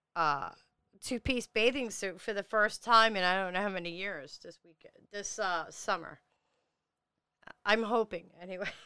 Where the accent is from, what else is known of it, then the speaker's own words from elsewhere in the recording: New York City, New York, United States; I am from Staten Island, New York